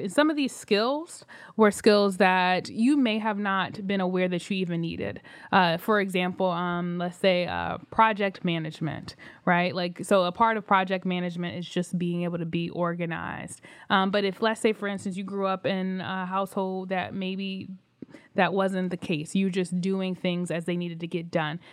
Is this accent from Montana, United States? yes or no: no; Philadelphia, Pennsylvania, United States; moved away as an adult; now in New York, United States; I was raised in Philly, I kinda lived all around, um, including, uh, North Philly